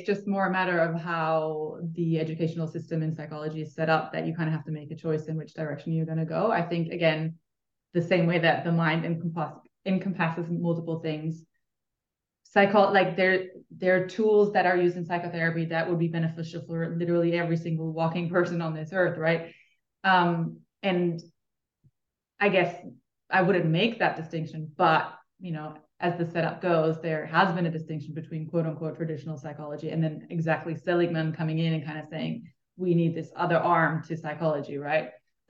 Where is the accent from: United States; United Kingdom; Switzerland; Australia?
Switzerland; I am from Switzerland, which is then also where I studied.